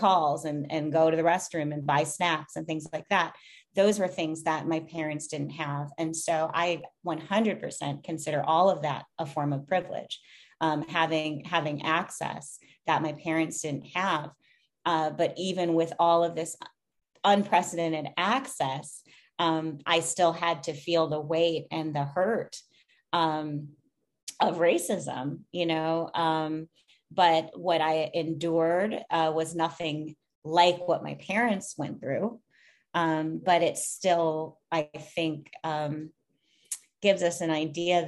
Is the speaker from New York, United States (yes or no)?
no; Minnesota, United States; growing up in Minnesota, I grew up in a predominantly white suburb.